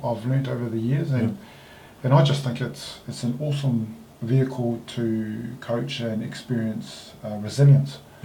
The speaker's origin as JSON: {"language": "English", "country": "Samoa", "tie": "born or raised there", "also_born_or_lived": "Auckland, New Zealand / Christchurch, New Zealand", "moved": "as an adult", "lives_now": "New Zealand", "said": "I grew up in Samoa."}